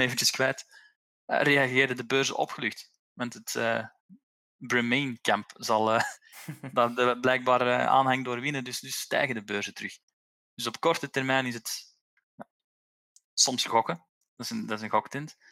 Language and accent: Dutch; Belgium; als Belg hebben wij